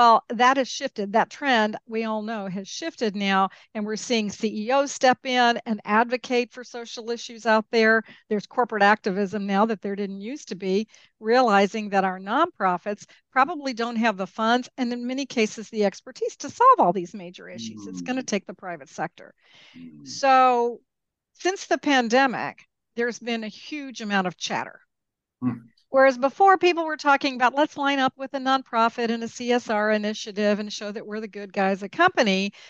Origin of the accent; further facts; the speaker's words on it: Peru; also born or lived in Mexico; I grew up in Peru and Mexico. I didn't grow up in the United States.